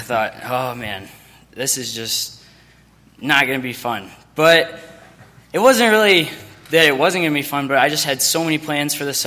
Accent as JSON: {"language": "English", "region": "Michigan", "country": "United States", "said": "I'm from Myo, Michigan"}